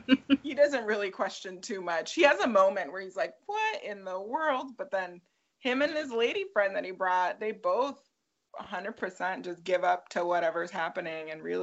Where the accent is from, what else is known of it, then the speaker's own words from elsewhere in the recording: California, United States; Born and raised in California